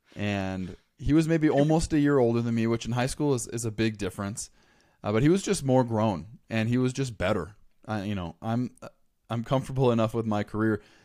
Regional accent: Los Angeles County, Southern California, United States; moved away as an adult; I grew up in Southern California, Los Angeles County

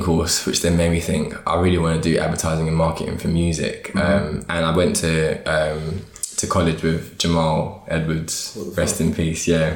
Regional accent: London, United Kingdom; also born or lived in Hertfordshire; I live in North now, but I'm from West London, like between Ealing Common and Acton.

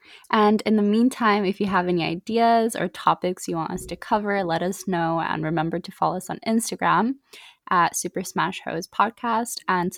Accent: Japan; personally, I grew up in Japan. My background is Japanese, German, American

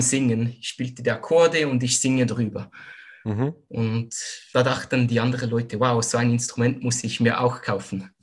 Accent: Zurich, Switzerland; moved away as an adult; now in Western Switzerland, Switzerland; komme aus der Schweiz, aus Zürich, wohne momentan aber in der Westschweiz

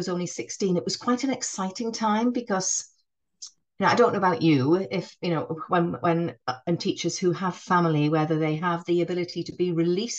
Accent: North East England, United Kingdom; accent: northeastern; I'm from the northeast, you'll be able to tell that from my northern accent. I'm not a Geordie, but I do have a northeastern accent

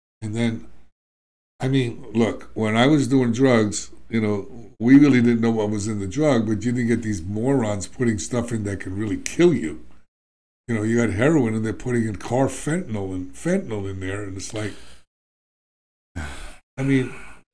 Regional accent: New York, United States; I'm from New York

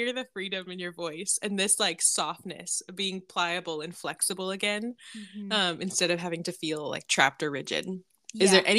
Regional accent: California, United States; I'm from California

